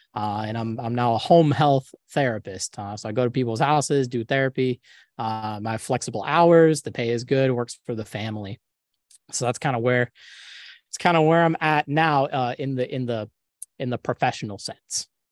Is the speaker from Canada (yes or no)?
no; Jacksonville, Florida, United States; now in Tampa, United States; I was born in Jacksonville, grew up in Jacksonville, went to U N F for undergrad, went to U N F for grad